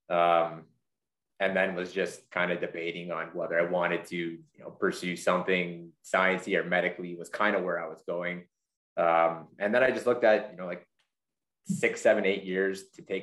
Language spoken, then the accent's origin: English; London, United Kingdom; Grew up in London, man. Grew up in London. Shit. Yeah, East End there.